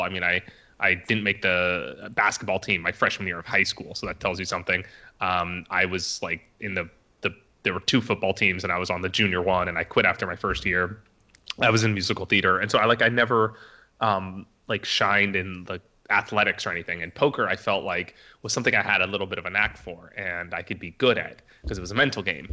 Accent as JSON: {"language": "English", "area": "Orange County", "region": "California", "country": "United States", "tie": "born or raised there", "also_born_or_lived": "Las Vegas", "moved": "as an adult", "said": "I grew up in Orange County, California"}